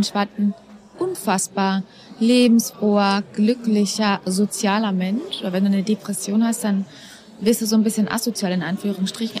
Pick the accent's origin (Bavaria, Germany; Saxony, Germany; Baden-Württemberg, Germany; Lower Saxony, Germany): Bavaria, Germany; Dachau; Ich bin in Dachau geboren